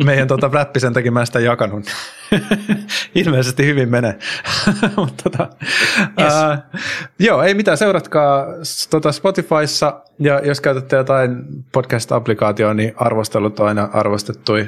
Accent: Finland; now in Spain; mä oon Suomesta

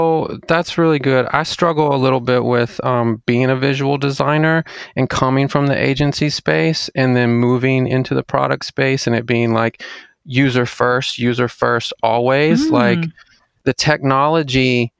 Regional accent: Jackson, Mississippi, United States; also born or lived in Clinton, United States / Madison, United States; I mean, I grew up in Mississippi. So Jackson, Mississippi, actually. Moved around a little bit in Mississippi, like Clinton and then Jackson and then an area called Madison.

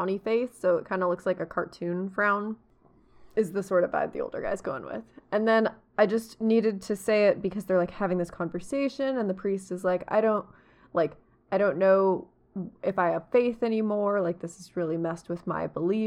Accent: United States; I am American

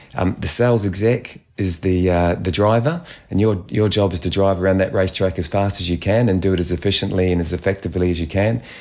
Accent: New Zealand; being Kiwi

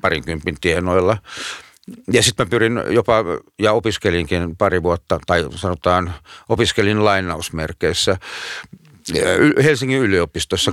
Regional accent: Lahti, Päijät-Häme, Finland; moved away as an adult; Mä oon Lahdesta syntyisin.

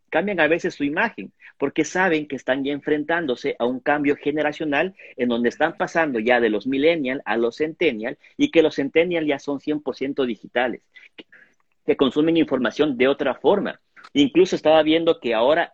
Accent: Ecuador; nosotros como ecuatorianos

